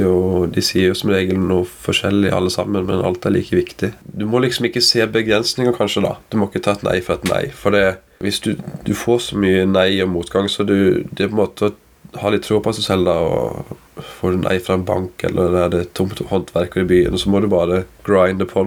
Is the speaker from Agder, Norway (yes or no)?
yes; Kristiansand, Agder, Norway; Jeg er jo fra Kristiansand